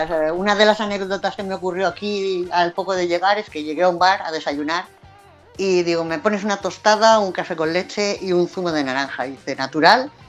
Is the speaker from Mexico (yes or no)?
no; Community of Madrid, Spain; accent: Madrid; Pero cuando hablo en madrileño, así con mi acento de Madrid